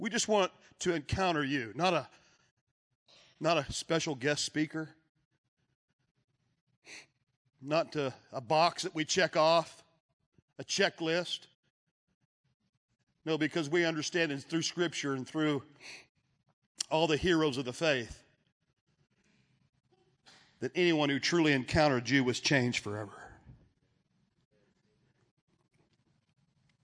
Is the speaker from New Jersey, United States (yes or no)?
no; Texas, United States; I'm from Texas